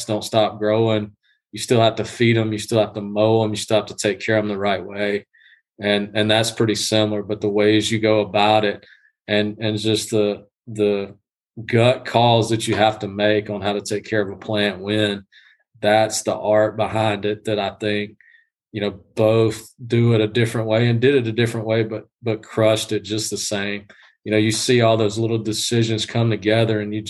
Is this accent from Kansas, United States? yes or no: no; South Georgia, United States; I'm from Georgia, grew up in South Georgia, you know, East Georgia